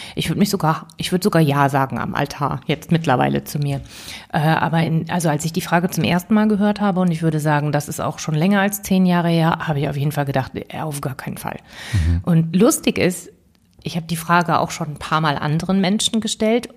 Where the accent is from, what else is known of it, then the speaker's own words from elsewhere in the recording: Bonn, North Rhine-Westphalia, Germany; also born or lived in Cologne; now in Berlin, Germany; Und ich bin gebürtige Kölnerin beziehungsweise Rheinländerin. Eigentlich bin ich in Bonn geboren, aber ich erzähle das immer so gerne, weil ich wirklich auch mit Leib und Seele Rheinländerin bin.